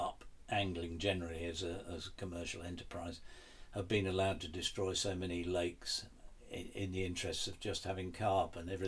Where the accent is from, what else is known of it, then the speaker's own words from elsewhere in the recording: the Fens, East of England, United Kingdom; I grew up in the Fens